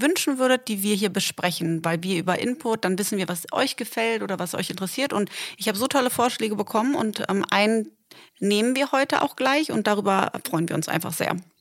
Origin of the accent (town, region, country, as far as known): Delmenhorst, Lower Saxony, Germany; born or raised there; moved away as an adult; also born or lived in Hamburg / Berlin; now in Dubai, United Arab Emirates